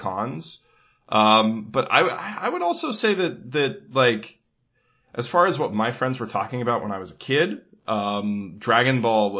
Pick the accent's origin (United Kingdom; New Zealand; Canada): Canada; we're all Canadian